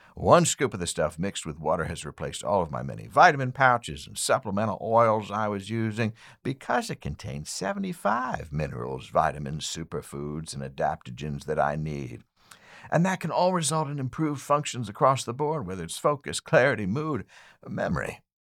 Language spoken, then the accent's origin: English; West Chester, Pennsylvania, United States; I am from Westchester